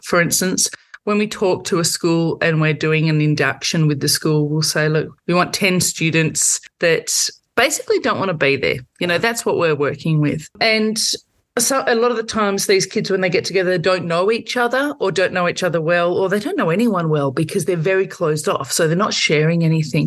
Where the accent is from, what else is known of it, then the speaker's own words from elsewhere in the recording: Victoria, Australia; I'm from Victoria